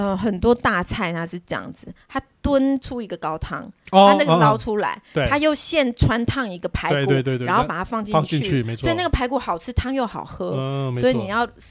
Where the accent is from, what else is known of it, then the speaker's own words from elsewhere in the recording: Taiwan; 没有，因为我们是台湾人，我们过节就是那个吃嘛。